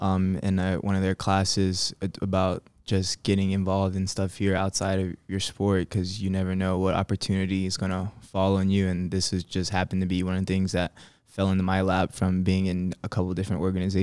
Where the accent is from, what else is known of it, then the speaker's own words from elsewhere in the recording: Birmingham, Alabama, United States; born there; I was born in Alabama, from Birmingham, born in Birmingham, Alabama. So excuse to, I guess, return to my birth state at the same time.